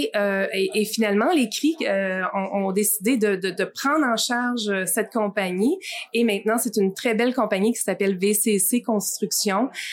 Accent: Amos, Quebec, Canada; born or raised there

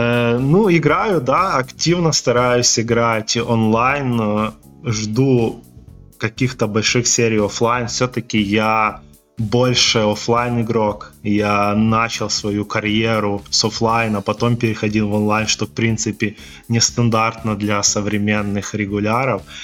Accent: Volyn Oblast, Ukraine; у меня в родном городе есть покерный клуб

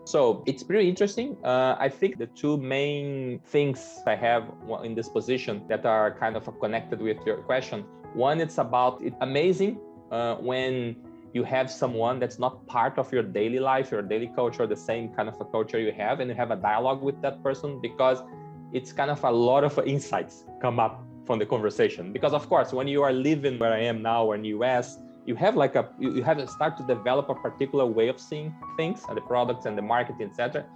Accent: Brazil; accent: Brazilian; English is a second language; moved away; I'm Brazilian. So I started my career in Coca-Cola back in Brazil

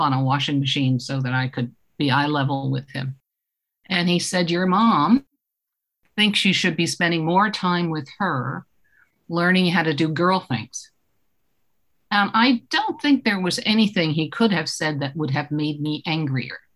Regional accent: Eastchester, New York, United States; I grew up in Eastchester, New York, which is a commute town outside of New York City

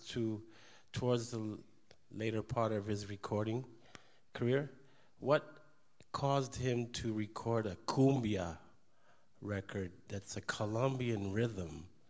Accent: New York, United States; I'm from New York. I play the bass.

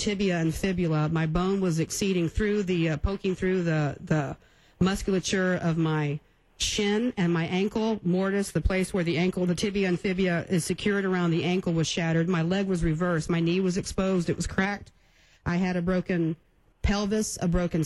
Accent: Karnes City, Texas, United States; Carn City, Texas, my hometown

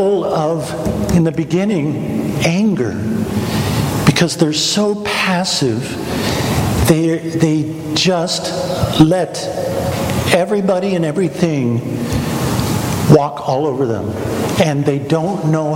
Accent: Kansas, United States; I'm from Kansas

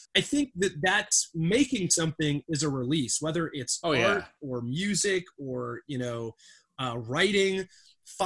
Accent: Saginaw Bay, Great Lakes, Michigan, United States; growing up in the Great Lakes and, you know, by the Saginaw Bay

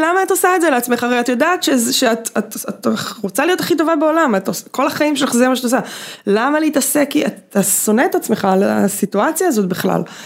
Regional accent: Bat Yam, Tel Aviv District, Israel

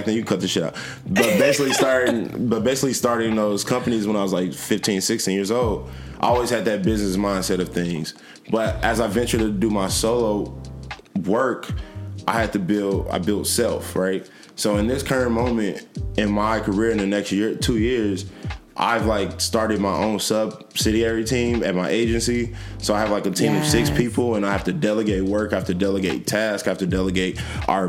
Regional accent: Ferguson, Missouri, United States; also born or lived in Dellwood, Missouri; now in Chicago, United States; I grew up in Ferguson.

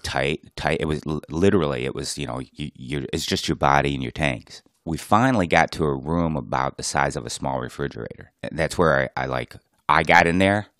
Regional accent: Plymouth, Michigan, United States; my hometown of Plymouth, Michigan

